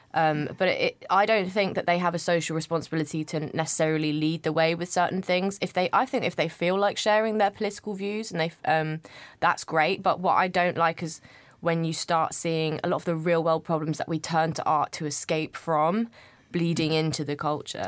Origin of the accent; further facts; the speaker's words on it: United Kingdom; I'm not from London. I grew up in, just outside of London, but it's te, technically the country.